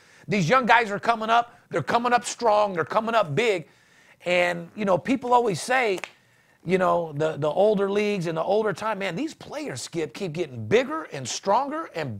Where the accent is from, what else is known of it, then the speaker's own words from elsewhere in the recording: Louisville, Kentucky, United States; I'm from Louisville, Kentucky.